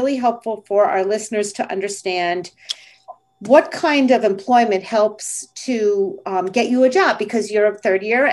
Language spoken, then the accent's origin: English; Livingston, New Jersey, United States; I grew up in Livingston